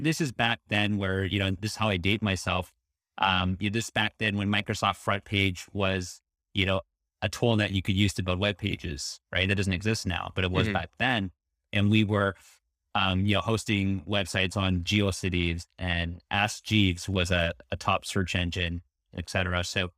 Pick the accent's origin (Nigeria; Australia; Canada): Canada; Toronto, Ontario; So let's see, born and raised in Toronto.